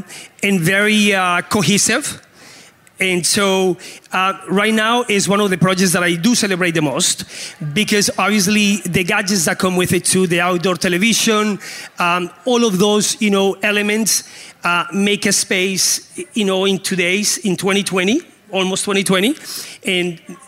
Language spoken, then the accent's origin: English; Canada; now in Colombia; Because as a Canadian, I love the cold weather, you know, so we can switch. I'll make sure you get a good welcome in Colombia.